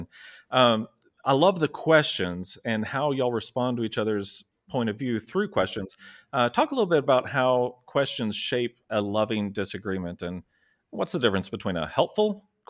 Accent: Chicago, Illinois, United States; You know, I'm from Chicago.

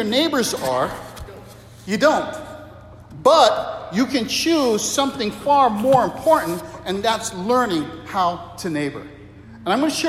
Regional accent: Waimanalo, Hawaii, United States; moved away; also born or lived in Philippines / Asia; I grew up in Hawaii as a kid, Waimanalo

